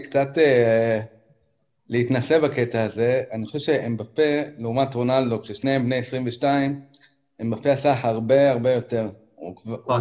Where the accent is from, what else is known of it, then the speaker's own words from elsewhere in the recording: Haifa, Haifa District, Israel; אני חיפאי